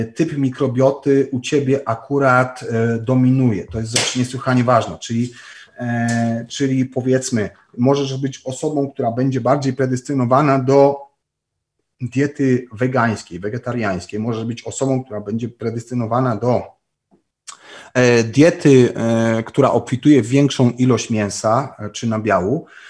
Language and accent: Polish; Częstochowa, Silesian Voivodeship, Poland; pochodzę i urodziłem się w Częstochowie